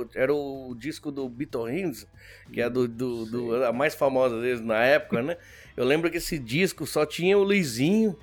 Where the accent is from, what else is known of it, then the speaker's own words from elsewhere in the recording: Santo André, São Paulo, Brazil; moved away as an adult; also born or lived in Buenos Aires, Argentina / São Vicente, Brazil; now in Japan; a gente não ficou um ano, já foi para Santo André